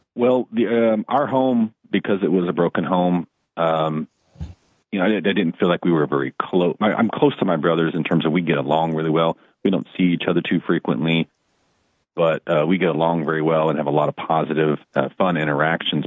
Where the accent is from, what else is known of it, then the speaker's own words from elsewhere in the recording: Dallas, Texas, United States; moved away as an adult; also born or lived in Tulsa, Oklahoma; I grew up in Dallas, Fort Worth, and I moved from Dallas to Tulsa to take a job.